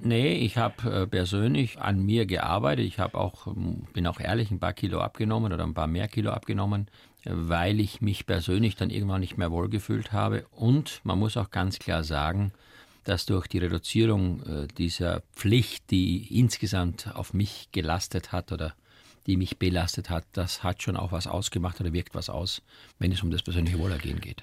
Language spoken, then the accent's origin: German; Eastern Styria, Austria; moved away; als Kind aufgewachsen in der Oststeiermark auf einem kleinen Bauernhof